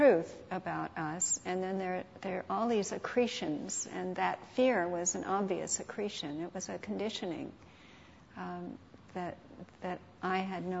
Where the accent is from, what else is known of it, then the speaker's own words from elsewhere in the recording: St. Louis, Missouri, United States; I was raised in St. Louis